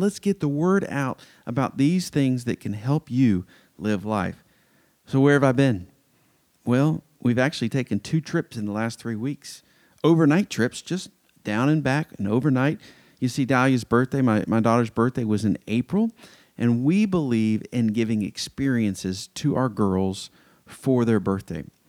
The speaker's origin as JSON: {"language": "English", "town": "Atlanta", "region": "Georgia", "country": "United States", "tie": "born or raised there", "also_born_or_lived": "Athens, Georgia / Fort Worth, Texas / Anderson, South Carolina", "moved": "as an adult", "said": "I grew up in Metro Atlanta"}